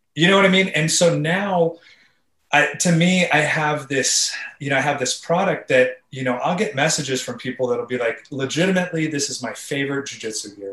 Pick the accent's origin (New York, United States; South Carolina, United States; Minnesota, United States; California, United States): California, United States; I grew up in California